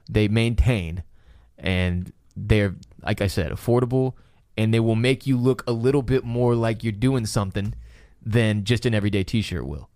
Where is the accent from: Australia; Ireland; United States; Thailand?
United States; Houston, Texas; now in Austin, United States; we live in Austin, Texas. We're, f, we're from Houston, Texas